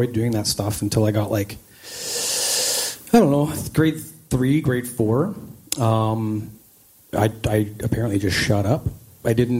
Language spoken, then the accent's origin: English; Langley, British Columbia, Canada; also born or lived in New Westminster, British Columbia / Surrey, British Columbia; So I grew up I was born in New Westminster, BC, and my parents had me in like the Newton area of Surrey until I was about six. It was a pretty rough neighborhood. So we moved to a new area, Walnut Grove in North Langley, just along the Fraser River. And I still live in the same area, just down the street. It was a great place to grow up